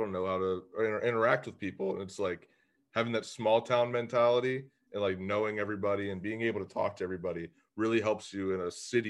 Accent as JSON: {"language": "English", "area": "Beaver County", "region": "Pennsylvania", "country": "United States", "tie": "born or raised there", "said": "I grew up in Beaver County. I was like a 35-minute drive from the city"}